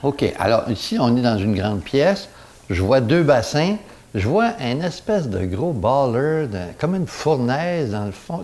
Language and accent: French; Saint-Félicien, Quebec, Canada; je suis originaire de Saint-Félicien